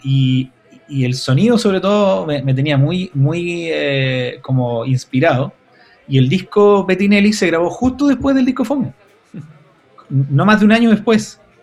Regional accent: Santiago, Santiago Metropolitan Region, Chile; yo soy de Gran Avenida también

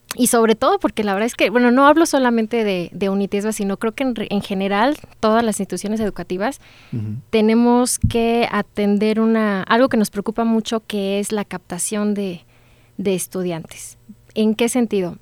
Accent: San Luis Potosí, Mexico; moved away as an adult; now in Celaya, Mexico; yo soy orgullosamente egresada de la licenciatura en Administración de nuestro sistema de los tecnológicos, pero del estado de San Luis Potosí

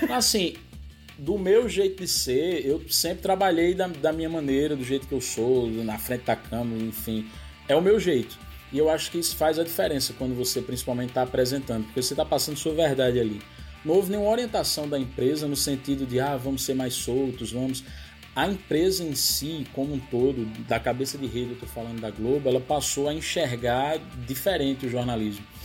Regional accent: Northeast Region, Brazil; accent: mix of Pernambuco and Paraíba; de ter meu sotaque do jeito que ele é, que é uma mistura de Pernambuco, Paraíba, falsificada, um negócio desmantelado.

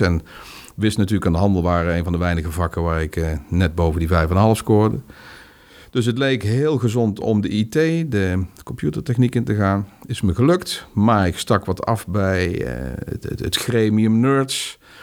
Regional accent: North Brabant, Netherlands; Brabants gezin, huisje, boompje, beestje, hondje

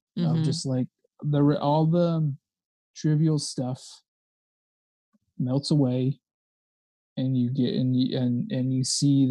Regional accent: Antioch, California, United States; moved away as an adult; now in Chicago, United States; I lived, I grew up outside of San Francisco.

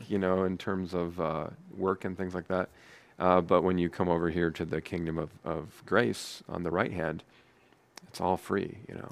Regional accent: United States; I am proud to be an American

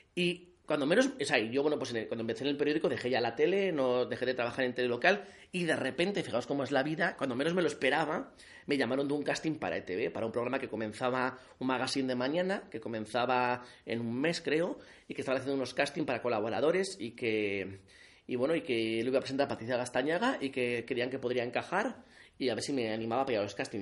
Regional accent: Alsasua, Navarre, Spain; moved away as an adult; now in Pamplona, Spain; yo soy de Alsasua, tengo 35 años y llevo pues viviendo toda la vida en Pamplona

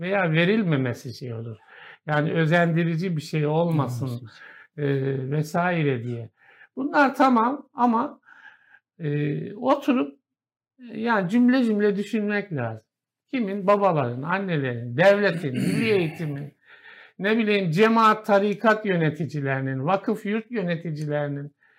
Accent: Kahramanmaraş, Turkey; Maraş, ben Maraşlıyım

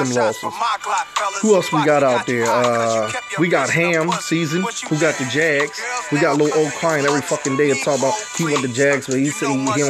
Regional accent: New York, United States; moved away; I was born in New York

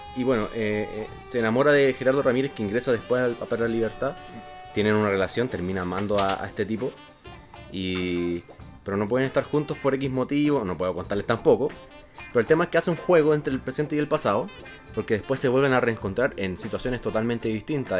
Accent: Chile; como chilenos

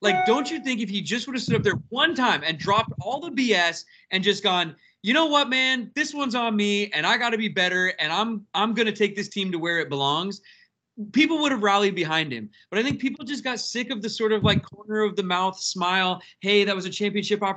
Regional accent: Seattle, Washington, United States; I'm from Seattle, born and raised

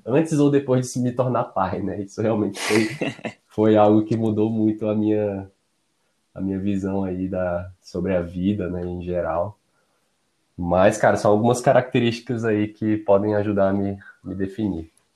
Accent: Brasília, Federal District, Brazil; Eu sou de Brasília

